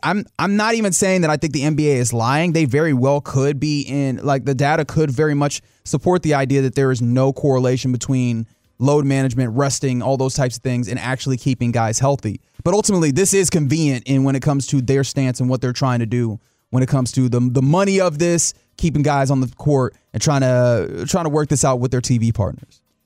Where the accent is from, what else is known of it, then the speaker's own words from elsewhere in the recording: Texas, United States; I am a Texan